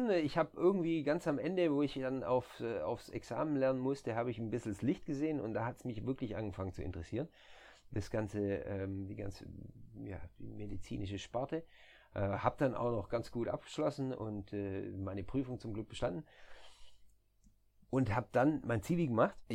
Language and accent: German; near Stuttgart, Baden-Württemberg, Germany; moved away as an adult; now in Netherlands; ich komme aus, aus der Nähe von Stuttgart, dann Esslingen äh, liegt auch in der Nähe von Stuttgart